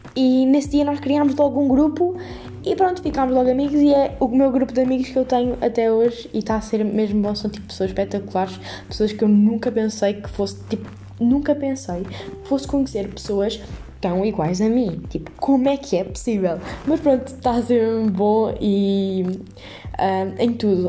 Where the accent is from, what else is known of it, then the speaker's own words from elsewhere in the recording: Montemor-o-Novo, Alentejo, Portugal; moved away as an adult; now in Lisbon, Portugal; sou de Montemoro Novo, uh, para caso não saibam, é no distrito de Évora, uh, e de alentejana